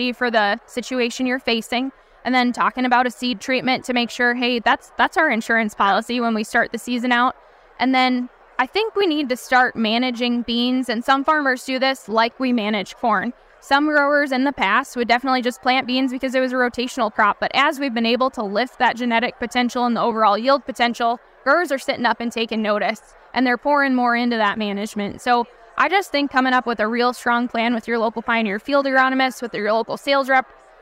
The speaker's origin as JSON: {"language": "English", "region": "Wisconsin", "country": "United States", "said": "I come from Wisconsin, where we've had years and years of white mold pressure"}